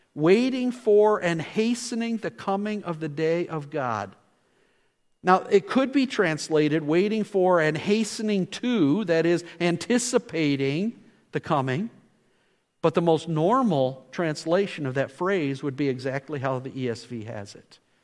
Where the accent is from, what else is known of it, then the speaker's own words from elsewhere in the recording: Scotland, United Kingdom; Being Scottish